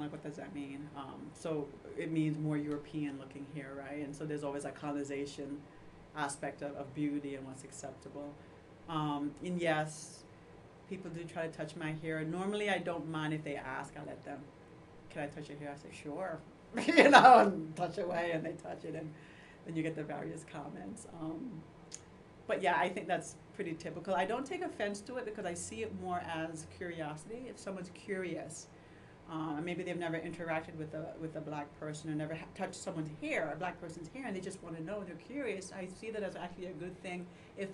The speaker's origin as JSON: {"language": "English", "country": "Jamaica", "tie": "born or raised there", "also_born_or_lived": "Louisville, Kentucky, United States", "moved": "yes", "lives_now": "Iowa, United States", "said": "culturally we're Jamaican because we were raised in Jamaica"}